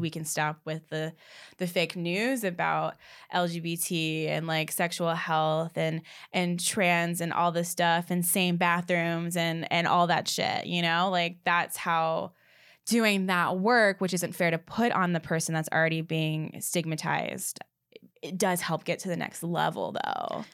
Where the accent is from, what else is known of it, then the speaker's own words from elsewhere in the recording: the South, United States; I am from the South